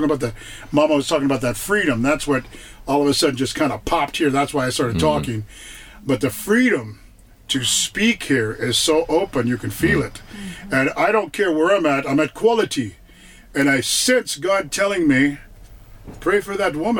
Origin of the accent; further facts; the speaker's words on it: United States; moved away as an adult; now in Uganda; I'm from America and everybody's mixed different colors